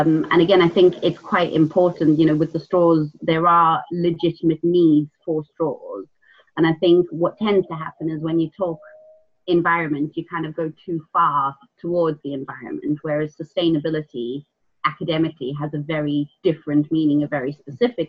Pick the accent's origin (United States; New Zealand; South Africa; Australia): South Africa; moved away; I grew up in South Africa.